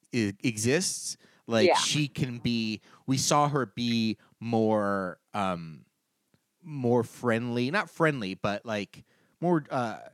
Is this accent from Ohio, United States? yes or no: no; Los Angeles, California, United States; growing up in Los Angeles